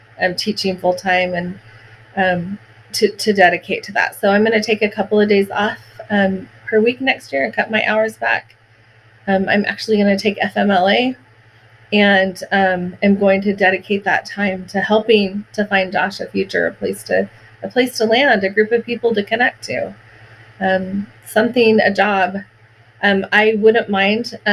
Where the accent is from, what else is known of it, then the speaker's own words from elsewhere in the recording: Oregon, United States; I grew up in Oregon. I love Oregon